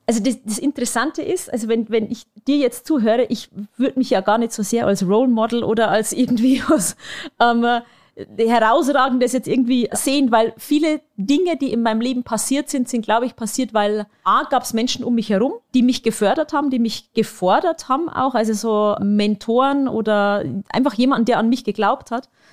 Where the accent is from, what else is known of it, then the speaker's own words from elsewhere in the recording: Bavarian Forest, Germany; moved away; in meine Heimat ähm, und das ist der Bayerische Wald